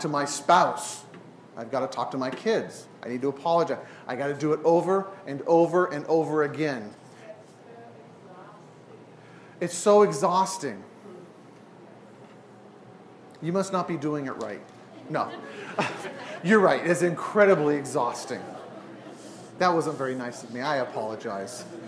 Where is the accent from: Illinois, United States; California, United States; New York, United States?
California, United States; San Diego; now in Portland, United States; I grew up in San Diego